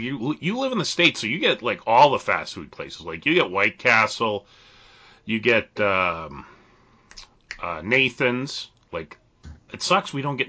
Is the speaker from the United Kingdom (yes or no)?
no; Canada; being a Canadian